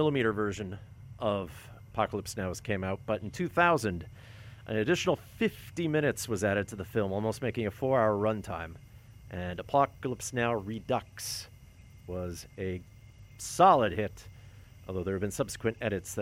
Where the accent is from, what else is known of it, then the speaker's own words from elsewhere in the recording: Thunder Bay, Ontario, Canada; I grew up in Thunder Bay. But my family grew up close to Joensuu, which is in North Karelia